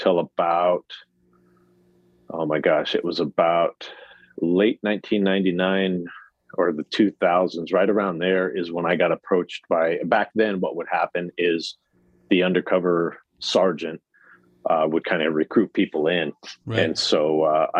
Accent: Phoenix, Arizona, United States; I'm an Arizona native, so I was born and raised in Phoenix

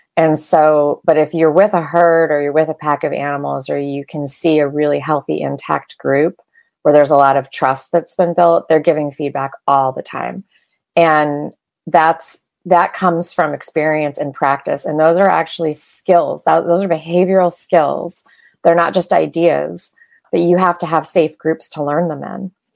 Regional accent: outside of Detroit, Michigan, United States; I grew up in Michigan

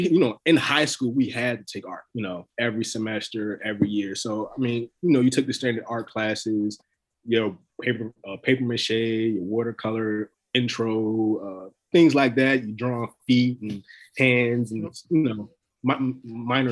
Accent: North Carolina, United States; I was born in North Carolina. All my family's in North Carolina.

